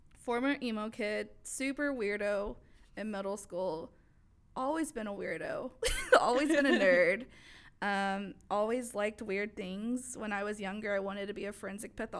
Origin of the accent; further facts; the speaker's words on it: Mesquite, Texas, United States; also born or lived in Pleasant Grove, Dallas; Grew up in the suburbs of Mesquite the rest of my life